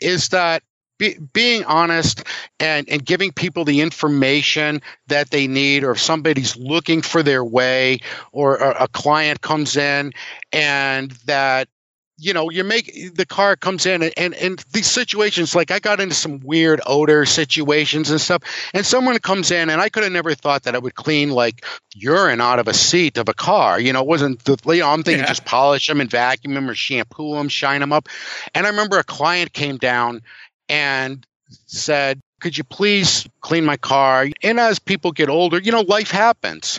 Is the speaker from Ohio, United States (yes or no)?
yes; Cleveland, Ohio, United States; now in Norwich, United States; I grew up in Cleveland